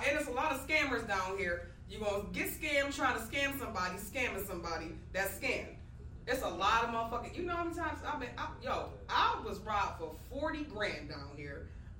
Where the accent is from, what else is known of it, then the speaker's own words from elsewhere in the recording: Buffalo, New York, United States; moved away as an adult; now in Atlanta, United States; You know I'm from Buffalo.